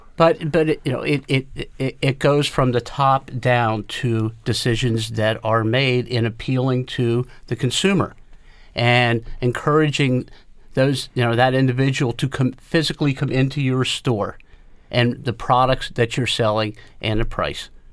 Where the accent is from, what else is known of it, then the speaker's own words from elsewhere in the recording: South Central Pennsylvania, United States; growing up in the South Central Pennsylvania area and, and still being here